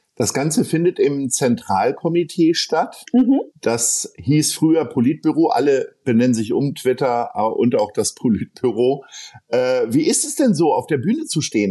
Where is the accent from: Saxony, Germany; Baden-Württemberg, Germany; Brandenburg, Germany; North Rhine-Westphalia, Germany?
North Rhine-Westphalia, Germany; near Bad Oeynhausen; moved away; Ich bin ja selbst nicht ganz äh, unweit von Bad Oeynhausen aufgewachsen